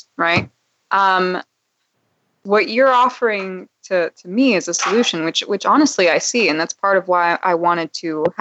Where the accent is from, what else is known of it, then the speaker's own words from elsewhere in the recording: United States; I'm born in America, so I just saw myself as American